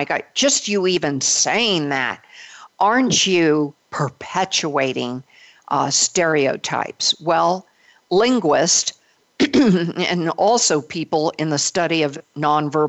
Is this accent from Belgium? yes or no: yes; Belgium; I was born of a Belgian mother. I was born in Belgium